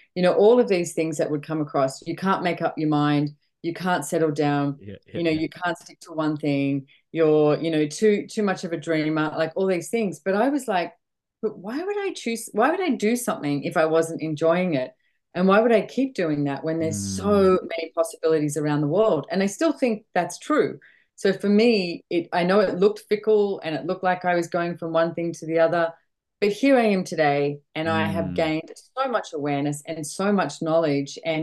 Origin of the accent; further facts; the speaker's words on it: Sydney, New South Wales, Australia; moved away as an adult; also born or lived in London; now in Sunshine Coast, Australia; Yes, I'm from Australia, born and bred in Sydney, Australia. I live on the Sunshine Coast now.